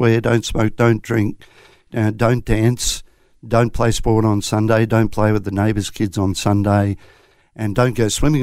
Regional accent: southeast Queensland, Australia; also born or lived in Coffs Harbour, New South Wales; I was born in Coffs Harbour, would you believe, but we saw the light and moved to Queensland very shortly after that. So I've been in Queensland, around southeast Queensland, for the majority of my life, all bar the first year

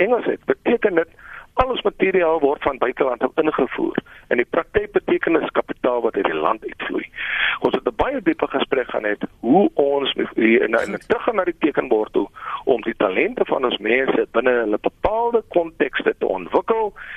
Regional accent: South Africa; first language Afrikaans; Ek het daar op plattelandse plekke groot geword, ver van die groot stede af. My eerste taal wat ek aangehoor het was my ma wat met my in Afrikaans

